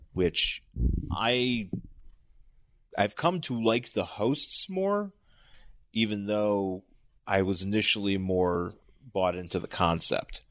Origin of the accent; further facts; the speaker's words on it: Buffalo, New York, United States; also born or lived in Boston; now in Los Angeles, United States; lived in Buffalo, went to Boston, and then moved to L A.